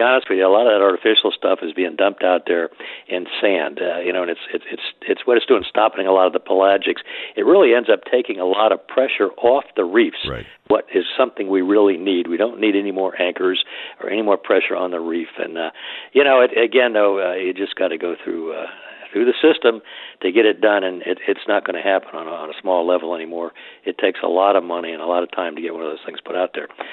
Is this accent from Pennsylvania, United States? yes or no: no; Miami, Florida, United States; now in Florida Keys, United States; as a kid, um, I grew up in Miami